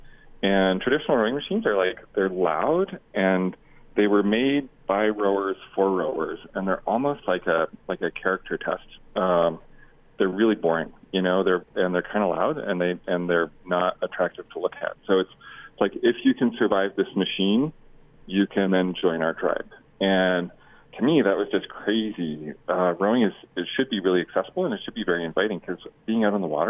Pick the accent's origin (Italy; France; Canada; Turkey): Canada; now in United States; So I'm Canadian, and I have my green card, and I coach for the U.S. national team.